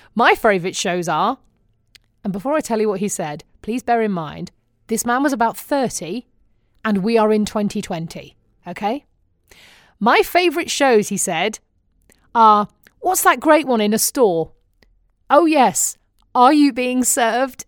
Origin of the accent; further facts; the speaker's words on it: United Kingdom; now in United States; I'm still British